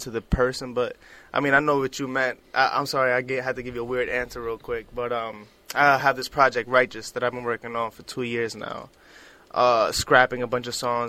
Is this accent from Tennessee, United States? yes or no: no; New York City, New York, United States; Brooklyn's very own